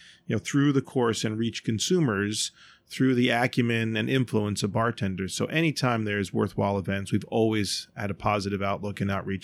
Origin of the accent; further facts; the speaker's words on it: Baltimore, Maryland, United States; now in New York City, United States; Baltimore is my hometown